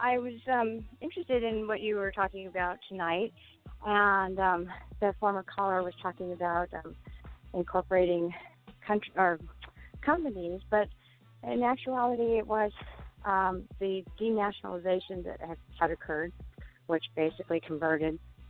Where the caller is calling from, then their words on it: California, United States; Hi, I'm calling from Southern California.